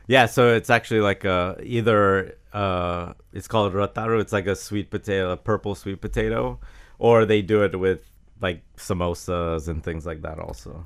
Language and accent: English; Jacksonville, Florida, United States; I grew up in Jacksonville